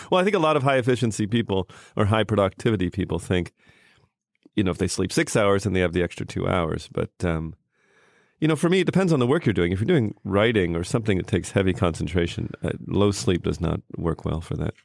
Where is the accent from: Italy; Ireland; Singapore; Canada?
Canada; moved away; also born or lived in United States; I grew up in Canada, but I was born in America.